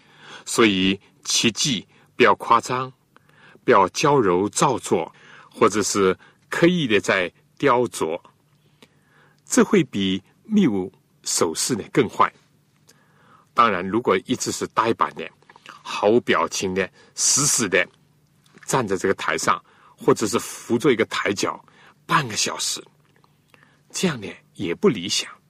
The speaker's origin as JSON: {"language": "Chinese", "country": "China", "said": "正像我们中国人所讲的中庸，要有控制，而且要自然。"}